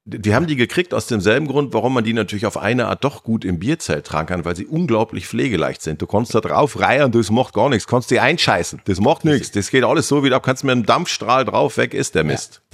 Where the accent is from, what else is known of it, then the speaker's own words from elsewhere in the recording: Gütersloh, North Rhine-Westphalia, Germany; also mir zumindest als Ostwestfale